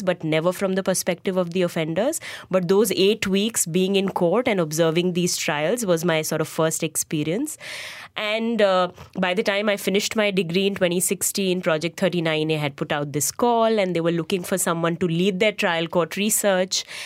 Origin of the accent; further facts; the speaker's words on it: Lucknow, Uttar Pradesh, India; moved away as an adult; also born or lived in Bangalore; I went back to my hometown in Lucknow